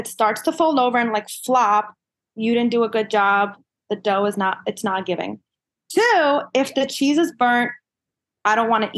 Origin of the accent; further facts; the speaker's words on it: New York City, New York, United States; I grew up in the Kensington Flatbush area on Church Avenue, and I lived there till about 14 years old